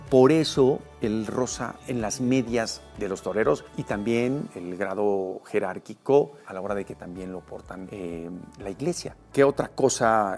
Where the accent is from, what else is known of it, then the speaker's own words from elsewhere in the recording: Mexico City, Mexico; also born or lived in Emiliano Zapata, Tlaxcala; tuvieron que regresar a la Ciudad de México y mi niñez, eh, la viví yo en la Ceremex